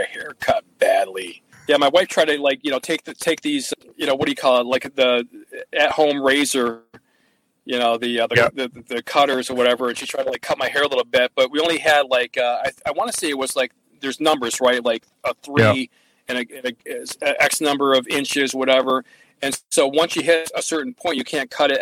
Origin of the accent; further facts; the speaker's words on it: Watertown, United States; Watertown, and he said, and I said, hey, cool, man, that's my hometown